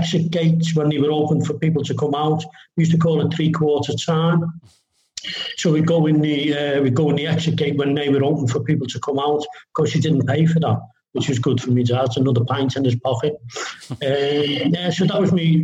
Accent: Kirkby, North West England, United Kingdom; We grew up in Kirby, where the training headquarters has gone. And it's about 5 miles from the ground

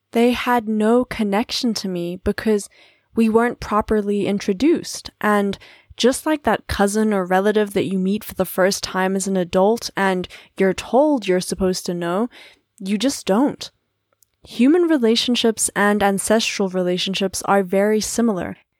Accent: South Africa; As a South African of Paddy lineage

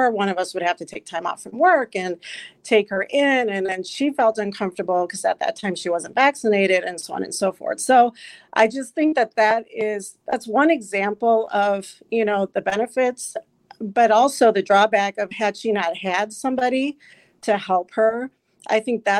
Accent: Illinois, United States; moved away as an adult; also born or lived in New Jersey; now in Wisconsin, United States; I was born in New Jersey, but raised in Illinois, and then met my wonderful husband and moved to Wisconsin about 13 years ago now.

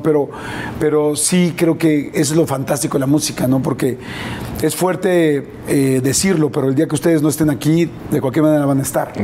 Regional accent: Mexico; yo soy un, un, mexicano más

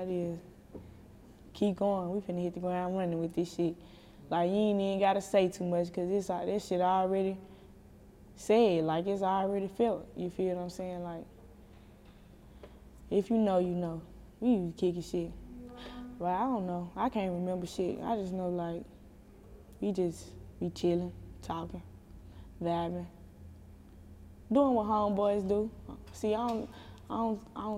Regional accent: Chattanooga, Tennessee, United States; I grew up on the east side. Well, I'm from the east side, but I grew up in Eastdale.

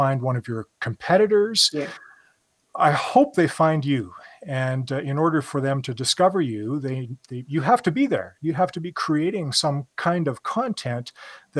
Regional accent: Canada; me being Canadian

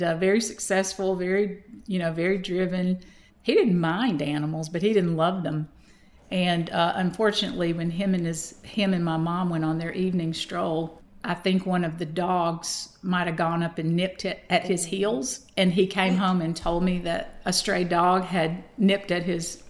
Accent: Madison, Georgia, United States; accent: Southern; I was raised in Madison, Georgia. My mother still lives in the home that I was raised in as a kindergartner on up

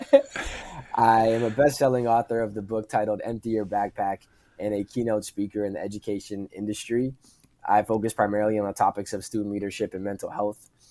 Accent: Pickering, Ontario, Canada; in my hometown of Pickering, Ontario, in Canada

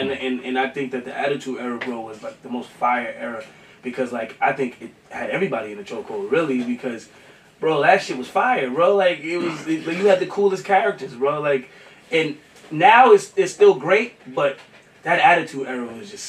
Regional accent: New York City, New York, United States; I grew up in Queens

